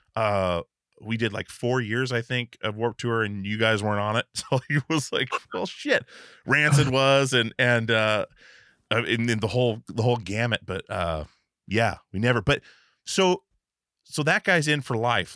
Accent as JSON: {"language": "English", "region": "Alaska", "country": "United States", "tie": "born or raised there", "also_born_or_lived": "Portland", "moved": "yes", "said": "I grew up in Alaska, and well, me and all the band guys grew up in Alaska before we moved to Portland to start touring and stuff"}